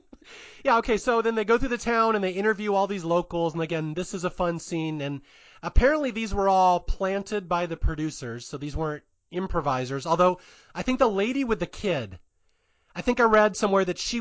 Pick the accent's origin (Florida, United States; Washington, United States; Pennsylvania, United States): Washington, United States; we're from Washington.